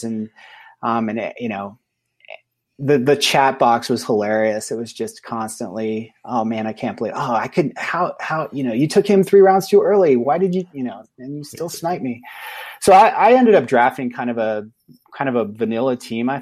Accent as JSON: {"language": "English", "region": "California", "country": "United States", "moved": "yes", "lives_now": "Idaho, United States", "said": "I'm exiled from California"}